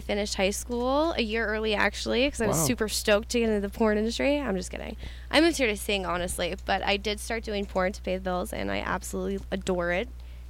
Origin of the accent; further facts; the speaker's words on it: Grand Junction, Colorado, United States; moved away; I'm from Colorado